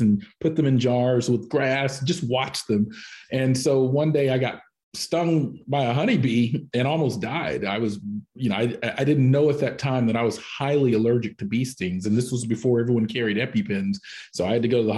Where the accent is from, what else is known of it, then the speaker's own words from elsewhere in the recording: Canton, Georgia, United States; also born or lived in Washington, D.C. area; now in Gwinnett County, United States; I grew up in the Pea Ridge 19 community and had a good upbringing